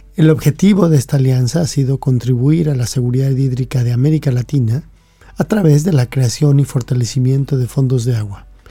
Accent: Mexico; cuando yo fui a la escuela, yo soy mexicano, fui a la escuela de niño

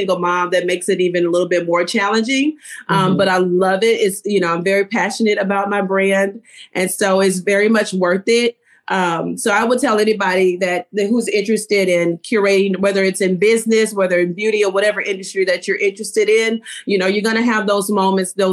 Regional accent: Baton Rouge, Louisiana, United States; now in Houston, United States; I'm originally from Baton Rouge, Louisiana

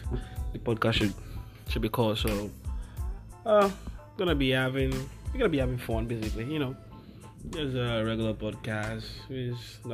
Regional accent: Nigeria; now in New York, United States; my home country, Nigeria

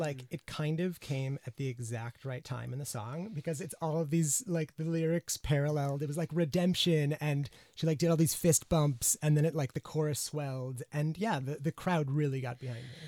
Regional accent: United States; now in United Kingdom; as an American

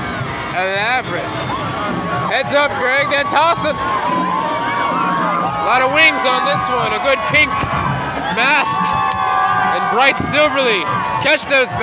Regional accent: New Orleans, Louisiana, United States; We grew up on Broad Street.

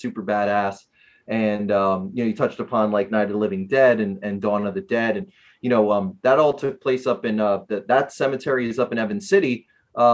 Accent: New Jersey, United States; Well, I'm from New Jersey specifically.

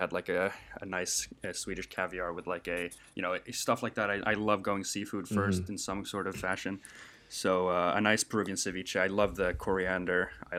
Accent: Chile; born there; I was born in Chile. I went back a few years ago, love the place

